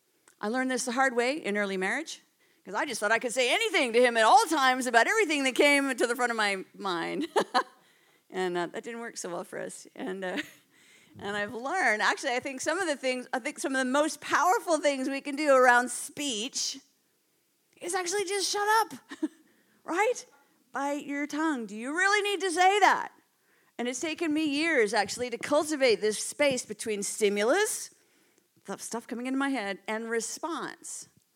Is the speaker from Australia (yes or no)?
no; Canada; moved away as an adult; now in United Kingdom; you could probably tell from my accent. Well, you're actually all the ones with the accents, by the way. I'm not from around here. I moved from Canada just about 5 years ago.